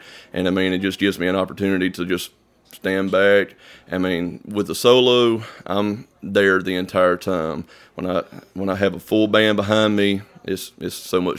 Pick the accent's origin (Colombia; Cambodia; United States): United States; Eupora, Mississippi; Eupora, Mississippi. It's a little town, maybe 1,000 people at most. I live off maybe 10 minutes away from Eupora, actually, in a little community called Center.